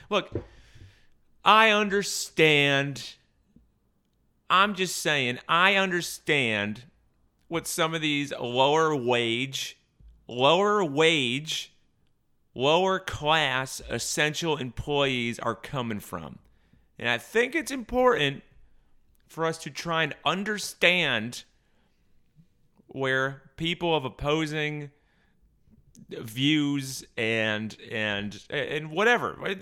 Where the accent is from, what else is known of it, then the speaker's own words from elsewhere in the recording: near Berlin, Connecticut, United States; I grew up right near Berlin, Connecticut